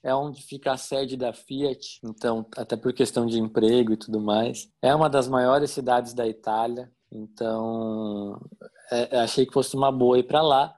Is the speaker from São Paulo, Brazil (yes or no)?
yes; São Paulo, Brazil; moved away as an adult; also born or lived in Santo André / Mauá / Atibaia; Eu sou nascido em Santo André, Grande São Paulo. Morei em Mauá até meus 10 anos de idade. É, minha família é toda da Zona Leste de São Paulo. Cresci ali na Zona Leste